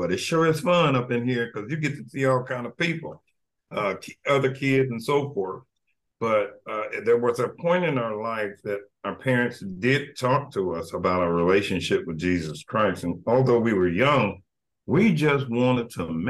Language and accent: English; Evansville, Indiana, United States; Born and raised in Evansville